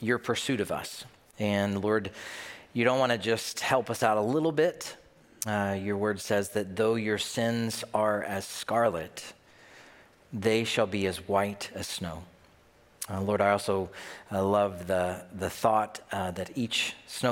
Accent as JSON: {"language": "English", "region": "Tennessee", "country": "United States", "moved": "yes", "lives_now": "Minnesota, United States", "said": "I'm from Tennessee. I just live in Minnesota"}